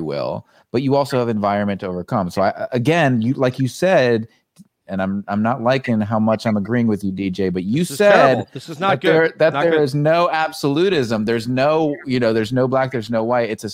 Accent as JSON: {"language": "English", "country": "United States", "tie": "born or raised there", "said": "growing up in the United States"}